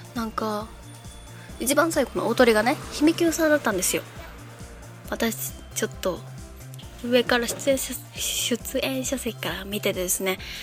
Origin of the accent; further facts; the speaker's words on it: Osaka, Japan; now in Yonago, Japan; 私大阪生まれなんですけど